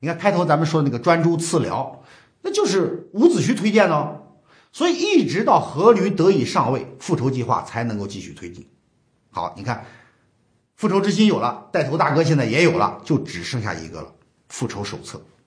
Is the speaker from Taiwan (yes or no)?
no; China; 我们中国人